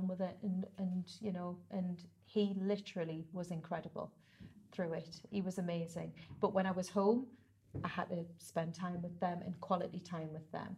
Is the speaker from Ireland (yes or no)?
no; Whitley Bay, North East England, United Kingdom; also born or lived in Ponteland; I was born and bred in Whitley Bay